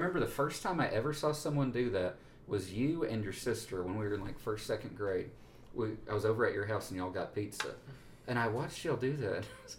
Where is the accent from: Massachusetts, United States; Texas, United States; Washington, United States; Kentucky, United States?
Texas, United States; Allen; we grew up in Allen, Texas.